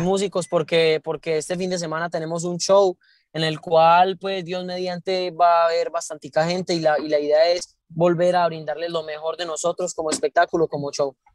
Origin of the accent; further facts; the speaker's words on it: Santo Domingo, Antioquia, Colombia; yo soy de Antioquia, de, un pueblo que se llama Santo Domingo, Antioquia